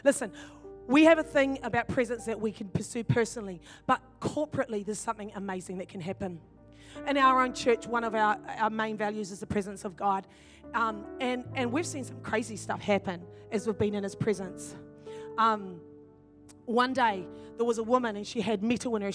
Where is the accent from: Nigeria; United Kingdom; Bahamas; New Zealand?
New Zealand; also born or lived in Ireland; I'm from New Zealand